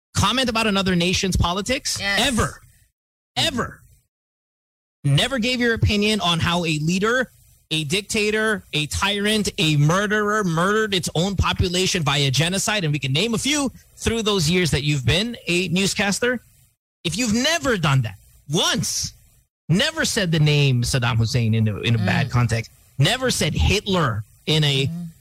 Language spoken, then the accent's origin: English; United States; I was born in America.